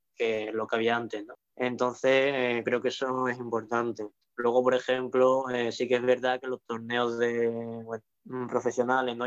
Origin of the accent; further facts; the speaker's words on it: Seville, Andalusia, Spain; yo soy de Sevilla, ¿vale? Y aquí en Sevilla